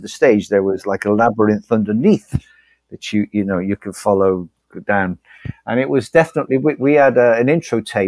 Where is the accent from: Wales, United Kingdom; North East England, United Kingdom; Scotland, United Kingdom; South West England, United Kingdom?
South West England, United Kingdom; Bristol; moved away as an adult; also born or lived in Liverpool / Leeds / Herefordshire / London; now in Brazil; I moved from Bristol to Liverpool when I was 18